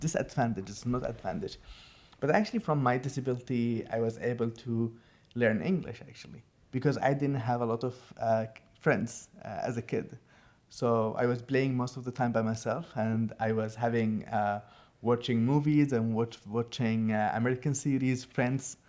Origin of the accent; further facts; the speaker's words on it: Sana'a, Amanat Al Asimah, Yemen; English is a second language; now in United States; I'm originally from Yemen, from Sana'a